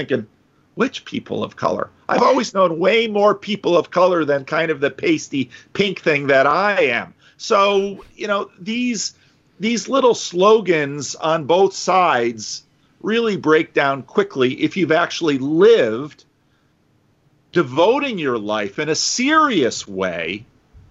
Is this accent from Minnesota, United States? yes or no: no; Paterson, New Jersey, United States; moved away as an adult; also born or lived in Dominican Republic; now in Sacramento, United States; growing up in Patterson